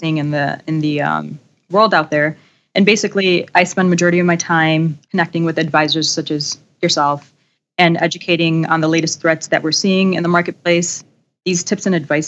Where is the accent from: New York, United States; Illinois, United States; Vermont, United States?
Illinois, United States; Chicago; Born and raised in Chicago, so stayed local for my undergraduate and master's degrees